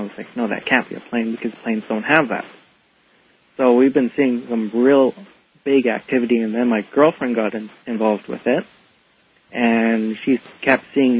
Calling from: Edmonton, Alberta, Canada; I'm calling from Edmonton, Alberta.

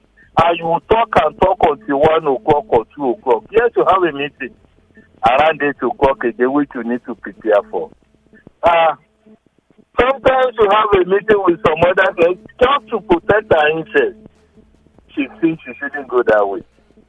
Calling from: Lagos, Nigeria; I'm calling from Lagos.

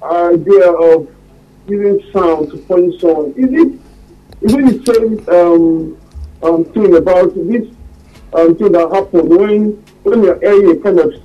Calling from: Los Angeles, California, United States; calling from LA.

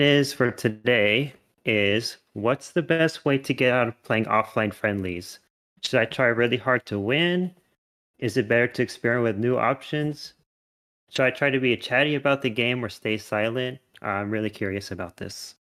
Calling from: Henderson, Nevada, United States; I'm calling in from, uh, Henderson, Nevada, so just south of Vegas.

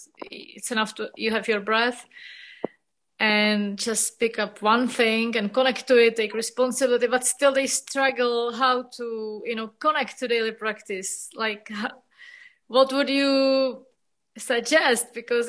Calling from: Prague, Czechia; Hello, I'm calling from Prague.

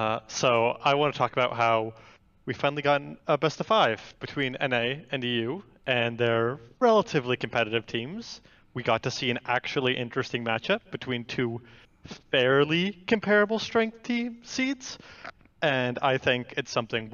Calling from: Austin, Texas, United States; I am calling from Austin, Texas.

